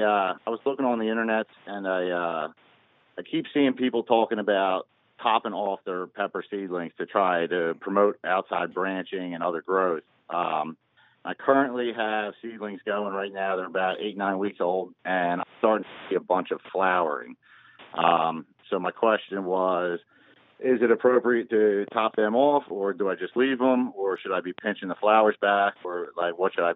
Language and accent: English; Glenside, Pennsylvania, United States; now in Dallas, United States; originally I am from Glenside, Pennsylvania, right outside of Philadelphia, but I am currently residing in Dallas, Texas.